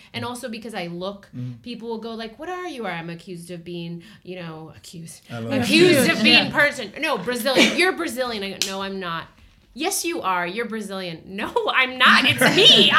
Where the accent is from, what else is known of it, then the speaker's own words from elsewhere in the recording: California, United States; then Mexican because I grew up in California, but not really. I'm so Americanized.